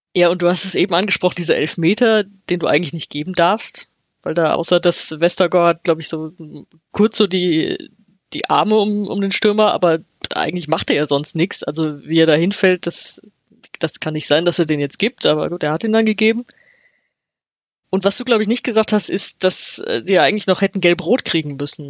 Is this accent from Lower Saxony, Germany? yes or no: no; Frankfurt am Main, Hesse, Germany; als Frankfurterin